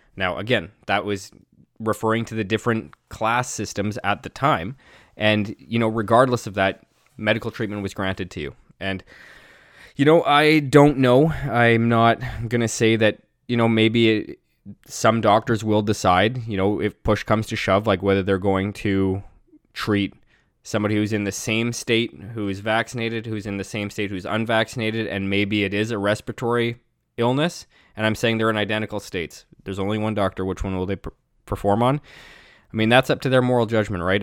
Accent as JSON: {"language": "English", "country": "Canada", "tie": "born or raised there", "said": "growing up in Canada"}